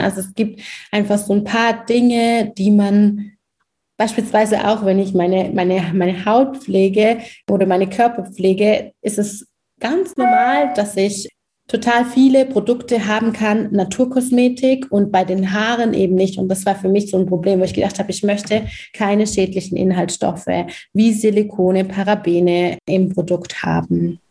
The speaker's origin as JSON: {"language": "German", "country": "Germany", "tie": "born or raised there", "said": "Ich bin in Deutschland geboren, sozialisiert worden"}